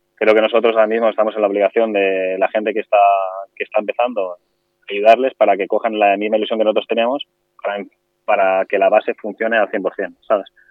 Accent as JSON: {"language": "Spanish", "town": "Alboraya", "region": "Valencian Community", "country": "Spain", "tie": "born or raised there", "said": "yo soy de Alboraya de toda la vida"}